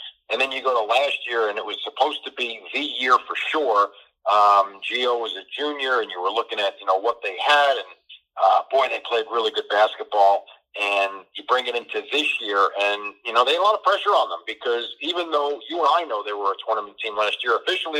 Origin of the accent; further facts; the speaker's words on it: New Jersey, United States; I'm from Jersey.